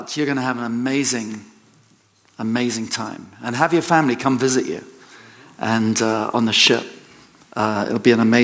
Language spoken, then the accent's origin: English; England, United Kingdom; moved away; I'm an Englishman